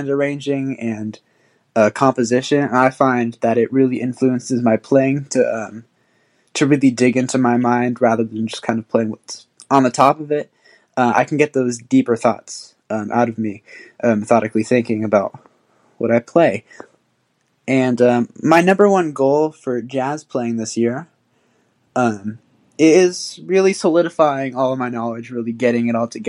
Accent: San Francisco, California, United States; I'm from San Francisco, California.

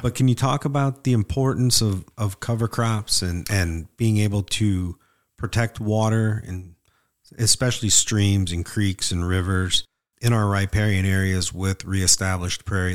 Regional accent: Northwest Indiana, United States; Where I grew up in Northwest Indiana

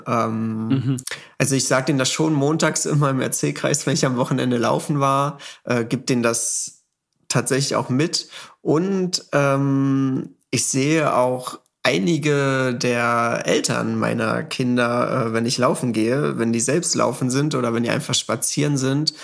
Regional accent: Saxony-Anhalt, Germany; hier bei uns in Sachsen-Anhalt

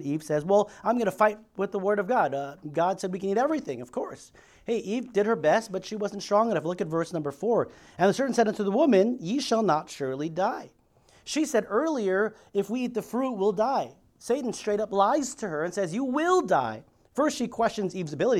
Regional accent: Philippines; I'm Filipino.

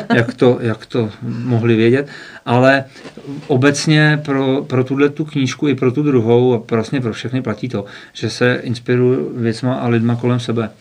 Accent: Chomutov, Ústí nad Labem Region, Czechia; now in Karlovy Vary, Czechia; já jsem se narodil v Ústí nad Labem, mm-hmm. pak jsem z rodiči žil dlouho v Chomutově

